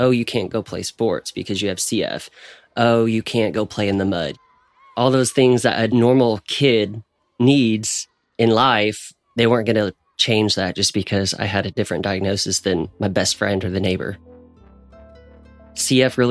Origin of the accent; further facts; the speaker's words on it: Ponca City, Oklahoma, United States; also born or lived in Stillwater; I drive back and forth from Oklahoma City to my hometown, Ponca, to Stillwater